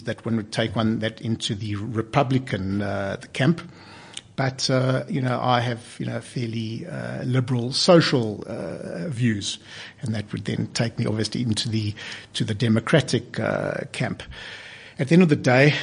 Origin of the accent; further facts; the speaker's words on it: Cape Town, Western Cape, South Africa; moved away; I come from Cape Town, and I practiced law in Cape Town for 13 years